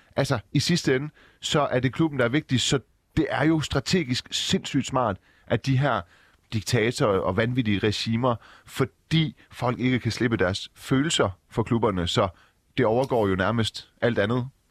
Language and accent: Danish; Silkeborg, Central Denmark Region, Denmark; also born or lived in Iran; Jeg er oprindeligt fra Silkeborg.